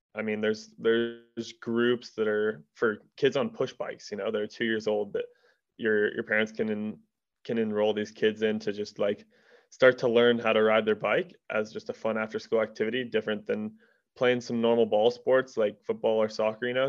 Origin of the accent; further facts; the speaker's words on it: Durango, Colorado, United States; am born and raised in Durango, Colorado